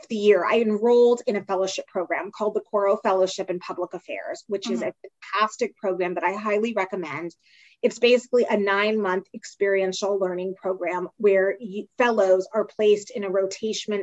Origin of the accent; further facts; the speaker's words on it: Silver Spring, Maryland, United States; also born or lived in Pittsburgh, Pennsylvania / North Carolina; I'm from the DC, Maryland suburbs. So I grew up in Silver Spring, Maryland